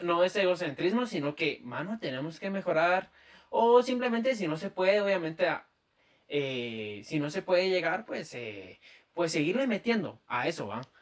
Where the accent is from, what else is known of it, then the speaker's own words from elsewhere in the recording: Guatemala; accent: chapín; mi acento chapín